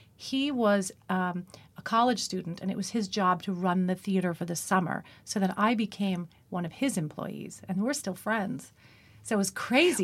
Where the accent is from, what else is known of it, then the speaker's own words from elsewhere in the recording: Long Island, New York, United States; accent: Long Island; also born or lived in Manhasset; I was from Long Island